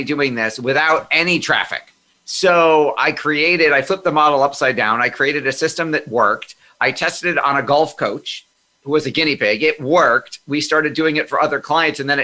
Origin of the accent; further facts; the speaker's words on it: Amherst, New York, United States; also born or lived in Hornell, New York; We moved to Amherst, New York, which is a suburb of Buffalo, early on in my childhood